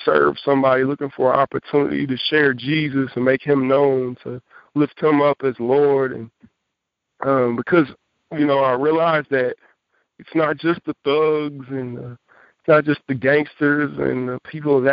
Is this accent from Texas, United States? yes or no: yes; Jacksonville, Texas, United States; I've been pastoring a church in my hometown, Jacksonville, Texas